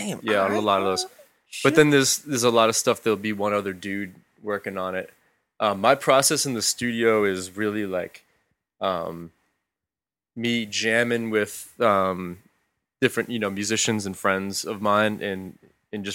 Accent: Boston, Massachusetts, United States; Well, first off, we're from the Boston area. Mm-hmm. We're from New England, so.

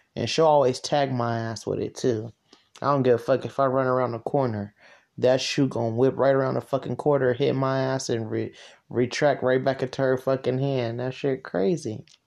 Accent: Stockton, California, United States; I was born in Moorfield. She literally went into labor, Moorfield, Stockton, California

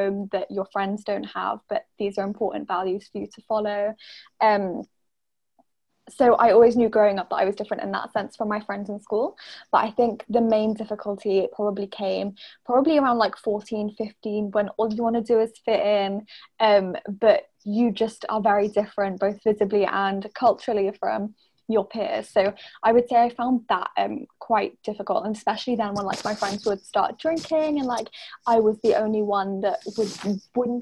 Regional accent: Norwich, East of England, United Kingdom; I grew up in Norwich, which is in England.

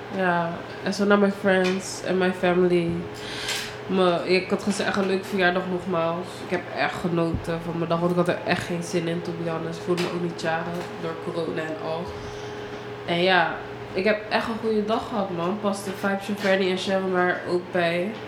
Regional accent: Suriname; ik ben gewoon surinaamse

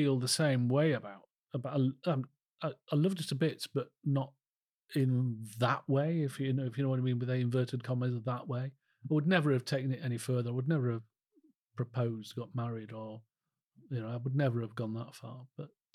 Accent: Calder Valley, Yorkshire and the Humber, United Kingdom; also born or lived in Harrogate; growing up in Calder Valley

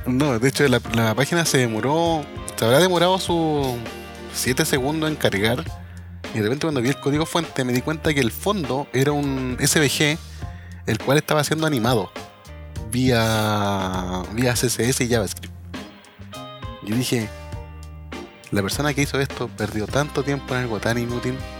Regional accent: Chile; somos chilenos

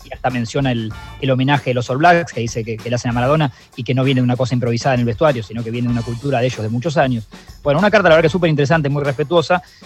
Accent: Argentina; como sociedad argentina

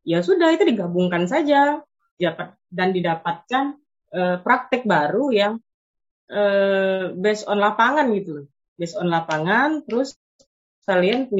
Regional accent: Musi Banyuasin, South Sumatra, Indonesia; saya dari dari musi banyu asin iya saya dari gambut

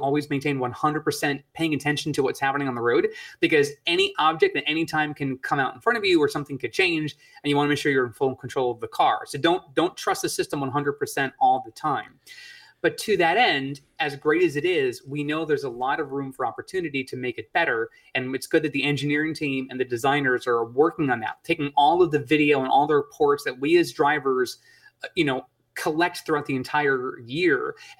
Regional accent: Northeast, United States; and I grew up in the Northeast, I know what snow can do.

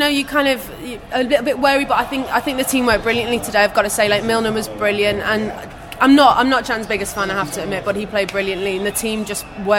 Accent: Liverpool, North West England, United Kingdom; now in New York, United States; I'm from Liverpool, but via New York.

